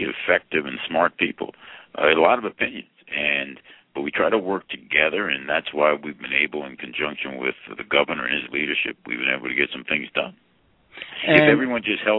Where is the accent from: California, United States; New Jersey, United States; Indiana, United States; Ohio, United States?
New Jersey, United States; Plainfield; I had a great experience growing up in Plainfield